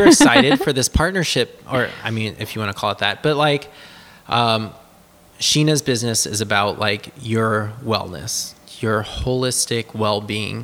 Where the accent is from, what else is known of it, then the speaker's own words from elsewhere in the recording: New Orleans, Louisiana, United States; now in Texas, United States; We live in Texas now. We're from New Orleans.